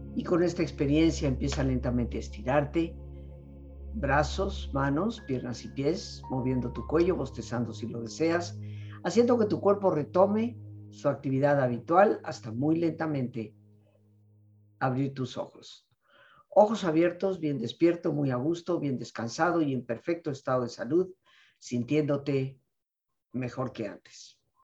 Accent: Mexico; somos como mexicanos también responsables

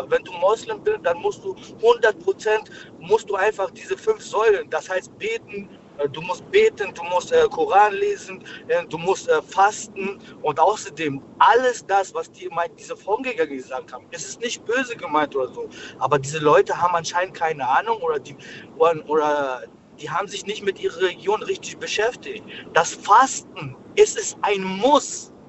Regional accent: Pforzheim, Baden-Württemberg, Germany; Ich komme aus Pforzheim. In Pforzheim.

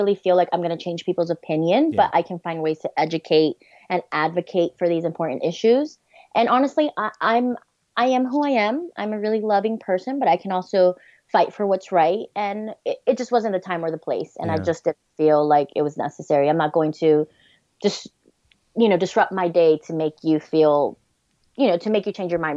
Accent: New York, United States; moved away as an adult; now in Tennessee, United States; I grew up in New York.

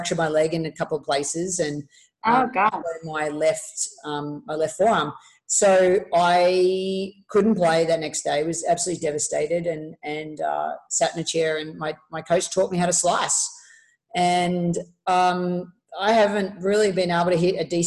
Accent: Melbourne, Victoria, Australia; moved away as an adult; also born or lived in Murfreesboro, Tennessee; going from, you know, from Melbourne, Australia to Murfreesboro, Tennessee, playing at MTSU

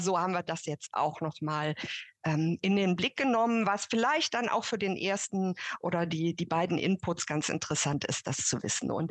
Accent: Cologne, North Rhine-Westphalia, Germany; also ich komme ja aus Köln

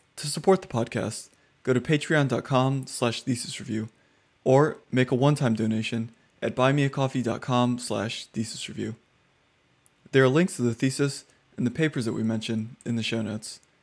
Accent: Austin, Texas, United States; moved away as an adult; also born or lived in Philadelphia; I grew up in Austin

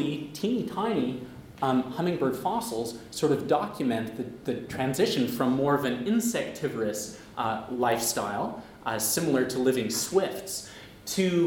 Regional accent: Western Canada, Canada; I'm from Western Canada.

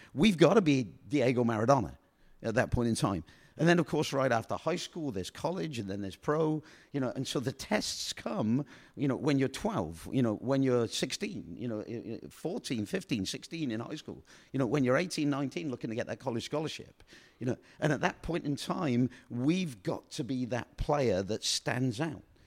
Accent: Oxford, South East England, United Kingdom; moved away; I come from Oxford, England, you know, and, and I was born up, brought up in a boarding house

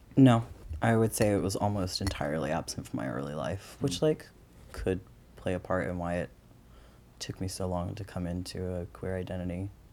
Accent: Maryland, United States; also born or lived in Grand Forks, North Dakota / New York City; Most of my childhood was spent in the suburbs in Maryland.

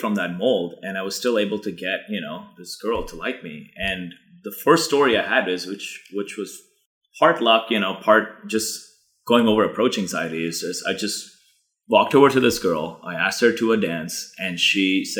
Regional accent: Mumbai, Maharashtra, India; moved away as an adult; also born or lived in San Diego; I am born and raised in Mumbai, which is, I refer to Bombay in India. I was there for 18 years. I basically moved to San Diego on after my 18th birthday.

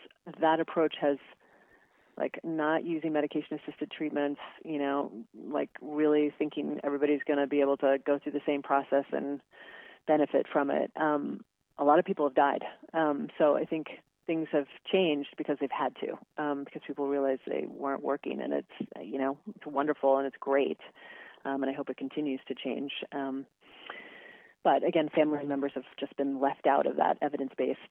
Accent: Western Kansas, United States; I grew up in Western Kansas

